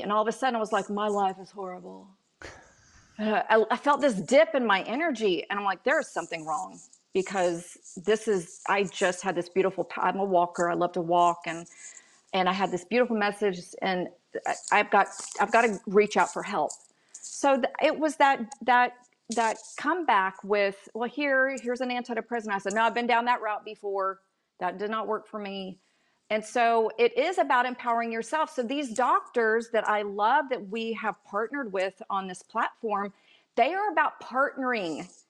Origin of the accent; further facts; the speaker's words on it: Dallas, Texas, United States; moved away; I grew up in Texas